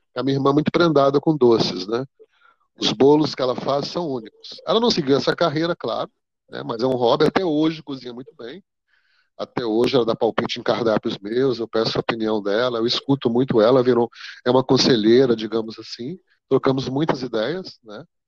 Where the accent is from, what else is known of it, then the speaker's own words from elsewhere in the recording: Rio Verde, Goiás, Brazil; also born or lived in Montividiu, Goiás / Goiânia / Boston, United States; eu nasci em Rio Verde, Goiás, mas morei na fazenda, uma fazenda no interior, de, bem fora de Rio Verde, né, próximo a Rio Verde, no município.